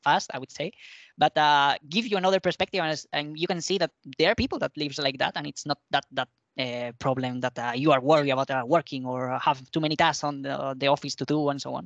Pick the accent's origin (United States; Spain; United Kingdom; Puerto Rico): Spain; English is a second language; moved away as an adult; now in Madrid, Spain; go to visit my parents, which is a smaller town in the south